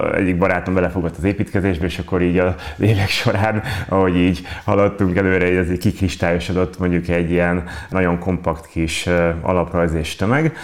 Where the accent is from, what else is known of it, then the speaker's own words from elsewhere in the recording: Veszprém, Veszprém County, Hungary; Ugye én ott nőttem fel.